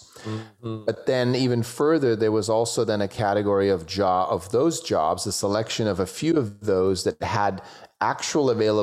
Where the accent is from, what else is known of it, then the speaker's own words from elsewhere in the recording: Switzerland; I grew up in Switzerland